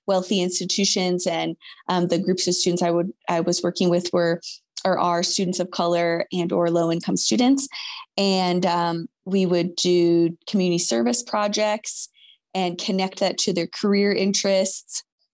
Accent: Michigan, United States; I grew up in Michigan

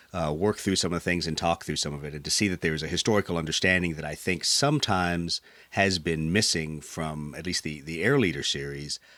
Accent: United States; being an American

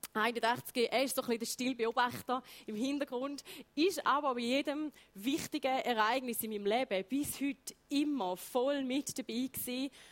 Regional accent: Heiden, Appenzell Ausserrhoden, Switzerland; Ich bin in Heide geboren, Appenzell Ausserrödlerin, Vollblut

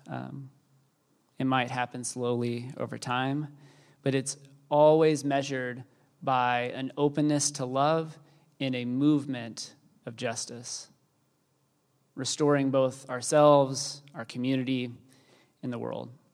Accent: Texas, United States; I am Texan

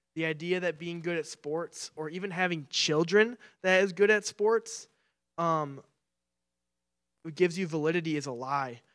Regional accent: Clarkston, Michigan, United States; I'm from Clarkston, Michigan, and when I first, when I was in high school, I got my first summer job

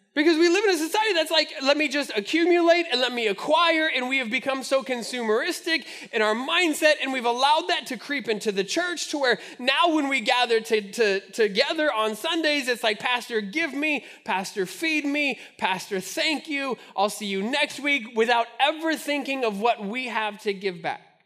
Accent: Albuquerque, New Mexico, United States; now in Omaha, United States; growing up in Albuquerque, we had the Albuquerque Dukes

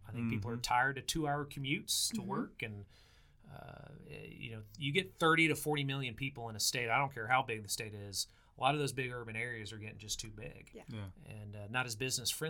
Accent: Oklahoma, United States; when they found out I was from Oklahoma, they would say Boomer Sooner.

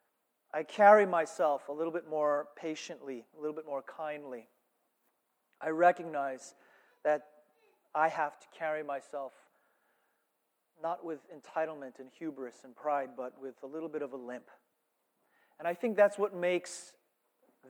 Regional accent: United States; I'm American

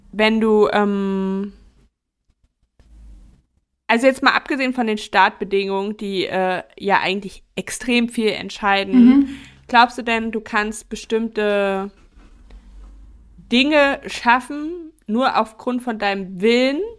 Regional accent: Mecklenburg-Vorpommern, Germany; Bei uns in Mecklenburg

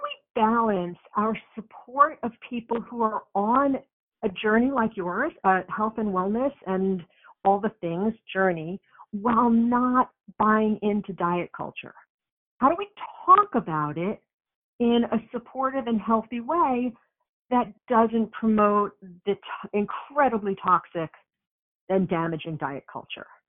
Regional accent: New York, United States; I'm from New York, so we have a different way of talking.

